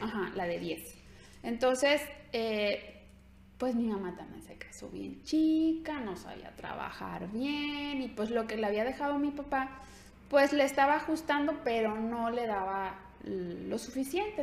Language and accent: Spanish; Ciudad Guzmán, Jalisco, Mexico; moved away; soy de Ciudad Guzmán, Jalisco